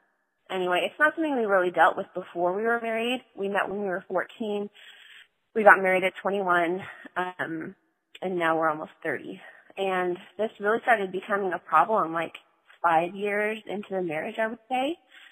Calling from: North Carolina, United States; I've called before in the past. I'm calling from North Carolina.

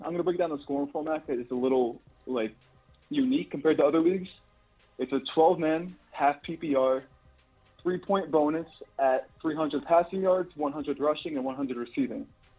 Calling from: New Jersey, United States

